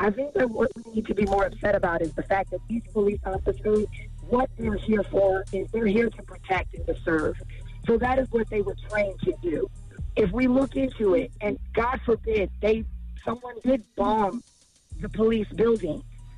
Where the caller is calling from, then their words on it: Fayetteville, North Carolina, United States; I'm actually calling from Fayetteville, North Carolina.